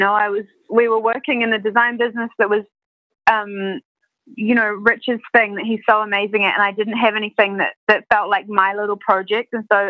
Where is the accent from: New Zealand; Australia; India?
New Zealand; moved away as an adult; now in New York, United States; So I'm originally from New Zealand. I moved to New York 4 years ago.